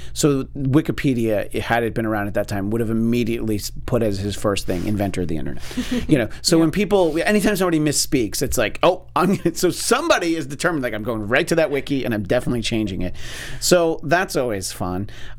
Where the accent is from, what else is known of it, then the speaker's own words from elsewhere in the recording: Ohio, United States; It's like, no, I'm not from Michigan. I'm from Ohio, you idiot.